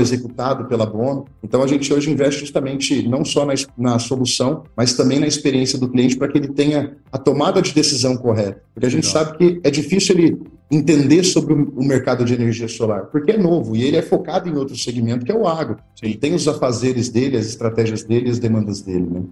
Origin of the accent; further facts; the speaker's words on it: Ourinhos, São Paulo, Brazil; Eu sou natural de Ourinhos, interior de São Paulo